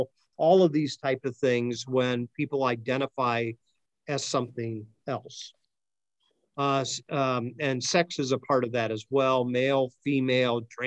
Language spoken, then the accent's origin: English; Akron, Ohio, United States; I'm from Akron